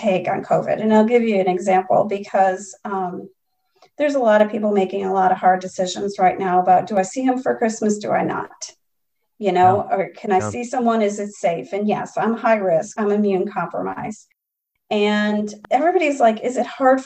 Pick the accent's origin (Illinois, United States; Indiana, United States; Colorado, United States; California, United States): Illinois, United States; Chicago; moved away; I'm originally from Chicago